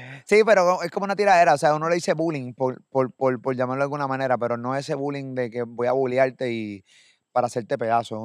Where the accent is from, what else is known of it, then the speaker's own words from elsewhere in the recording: Puerto Rico; de Puerto Rico